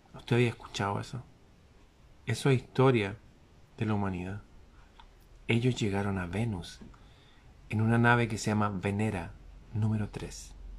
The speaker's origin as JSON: {"language": "Spanish", "country": "Chile", "said": "aquí en mi país"}